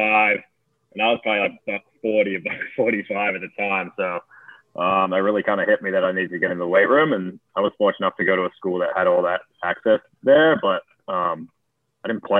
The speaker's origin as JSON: {"language": "English", "country": "Australia", "tie": "born or raised there", "moved": "yes", "said": "where I grew up in Australia"}